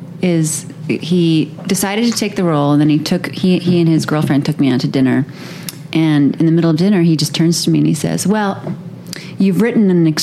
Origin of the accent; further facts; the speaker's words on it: Manhattan, New York, United States; NYC. It was really normal for me. Manhattan in the 80s, it was really, in the 90s, it was really dangerous.